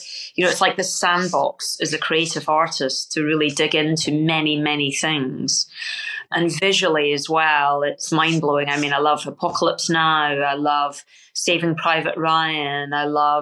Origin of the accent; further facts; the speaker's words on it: Scotland, United Kingdom; being Scottish, right, and growing up in that environment where we're the underdogs